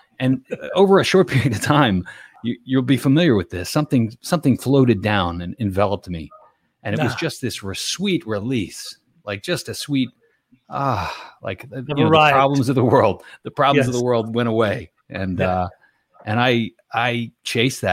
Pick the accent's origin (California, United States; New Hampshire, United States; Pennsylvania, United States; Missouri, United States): Pennsylvania, United States; Levittown; I grew up very close to where I'm at now. I grew up in a town called Levittown, Pennsylvania.